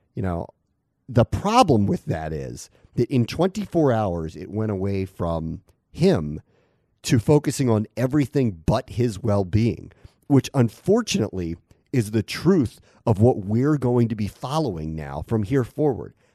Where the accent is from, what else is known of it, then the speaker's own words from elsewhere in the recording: Silver Spring, Maryland, United States; now in Connecticut, United States; I call myself a DC native. I'm from Silver Spring